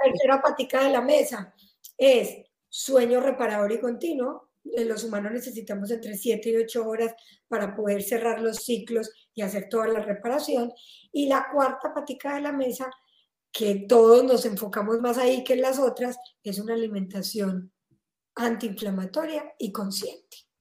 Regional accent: Colombia; moved away as an adult; now in Spain; Yo soy colombiana y me vine a vivir a me, a, a España

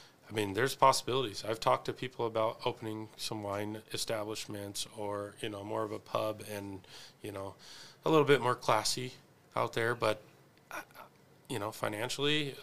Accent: Spokane, Washington, United States; I'm from the South Hill

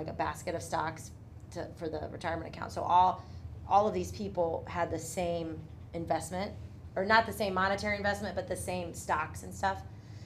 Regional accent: Tallmadge, Ohio, United States; also born or lived in Portage Lakes; I grew up in Talmadge

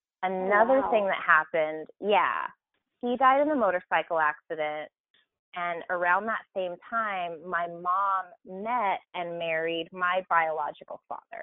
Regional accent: Arkansas, United States; born there; because the county that we're from in Arkansas, I was born in Arkansas, by the way

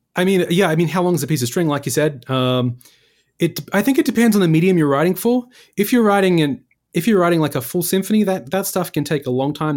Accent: Perth, Western Australia, Australia; moved away as an adult; also born or lived in Lesmurdie, Western Australia; now in New York City, United States; I was from Perth, the, one of the most isolated cities in the world

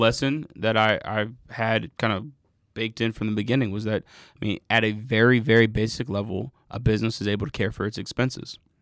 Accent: Atlanta, Georgia, United States; also born or lived in Inglewood, Los Angeles / North Carolina; I'm from Atlanta. I'm, I grew up mostly in Atlanta. I was born in L A, but grew up here.

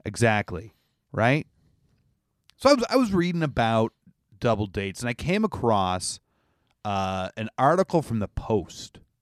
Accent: Canada; I'm Canadian

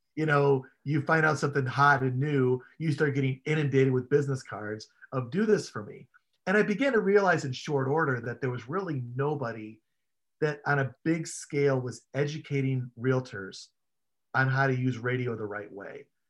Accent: Chicago, Illinois, United States; I grew up in Chicago

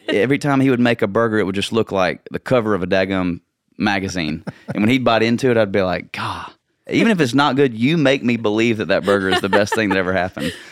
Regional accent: Nashville, Tennessee, United States; also born or lived in Valdosta, Georgia / San Antonio, Texas; we moved to Nashville when I was two and a half years old. But growing up in Nashville

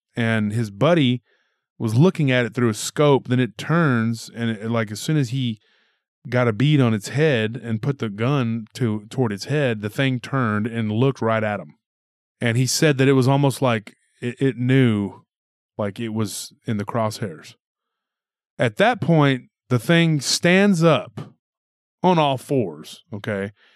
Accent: Texas, United States; my home state

